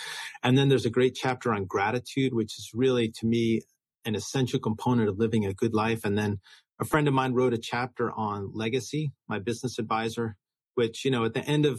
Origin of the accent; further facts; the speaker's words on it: New York, United States; So I grew up in New York. I went to Brown University.